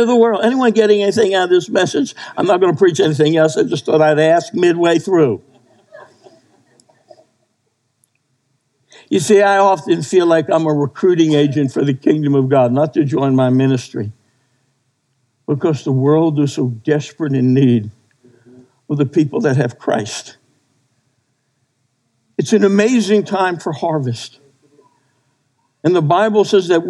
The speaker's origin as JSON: {"language": "English", "region": "New Jersey", "country": "United States", "tie": "born or raised there", "moved": "yes", "said": "I grew up in New Jersey."}